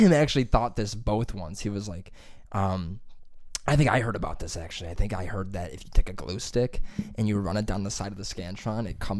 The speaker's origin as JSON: {"language": "English", "town": "Columbus", "region": "Ohio", "country": "United States", "said": "I'm also from Columbus, you know."}